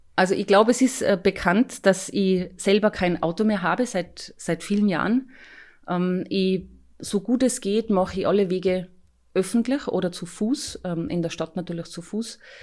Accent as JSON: {"language": "German", "region": "Tyrol", "country": "Austria", "tie": "born or raised there", "said": "wohne ich zum Beispiel nach wie vor in, in Hinterdirse, wo ich herkomme, wo ich aufgewachsen bin"}